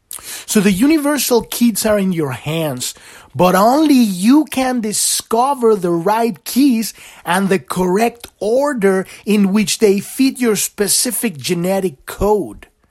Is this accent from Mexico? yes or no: yes; Mexico; I grew up in Mexico